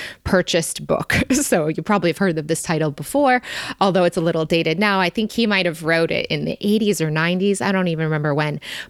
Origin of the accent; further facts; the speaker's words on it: Michigan, United States; we grew up in Michigan